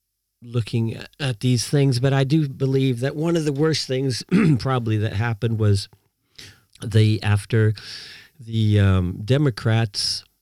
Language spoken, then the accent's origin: English; California, United States; born there; also born or lived in Peru / Puerto Rico / Norway; Yeah, I was born in California. And as a kid growing up, my father was a scientist in astronomy, and we moved around. So we were in we're in Peru, we're in Puerto Rico, Norway